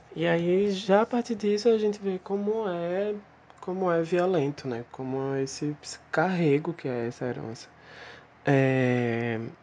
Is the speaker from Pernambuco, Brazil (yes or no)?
yes; Recife, Pernambuco, Brazil; sou de Recife